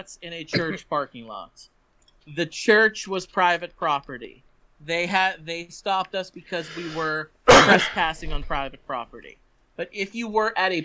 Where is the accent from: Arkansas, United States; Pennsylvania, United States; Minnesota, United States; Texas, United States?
Pennsylvania, United States; moved away as an adult; also born or lived in Tennessee; coming back to Pennsylvania